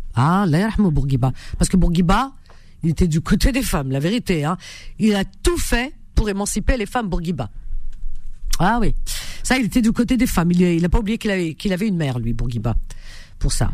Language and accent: French; Algeria; moved away; en Algérie, dans ma ville natale